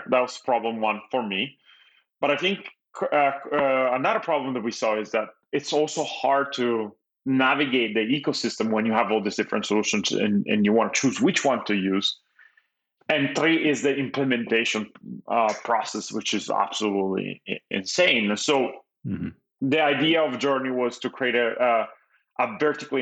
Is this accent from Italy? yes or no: yes; Italy; English is a second language; moved away as an adult; now in Los Angeles, United States; I was born and raised in Italy. I moved to the US when I was 21